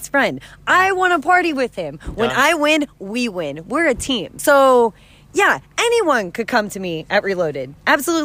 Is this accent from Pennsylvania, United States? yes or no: yes; Pittsburgh, Pennsylvania, United States; I'm from Pittsburgh. I am Pittsburgh's hometown girl.